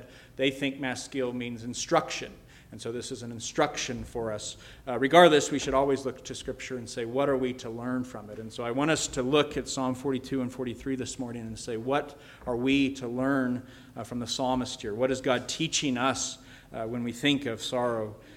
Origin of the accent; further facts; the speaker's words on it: Colorado, United States; I grew up in Colorado